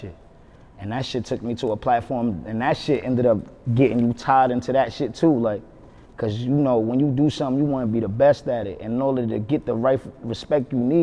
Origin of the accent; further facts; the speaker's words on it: New York City, New York, United States; growing up in Harlem, pretty much a story of everybody in Harlem